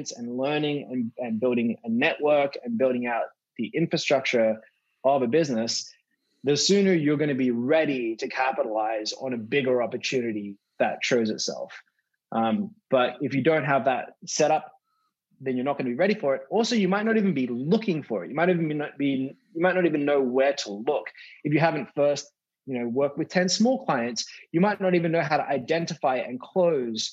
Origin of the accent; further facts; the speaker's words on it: Australia; When I was growing up in Australia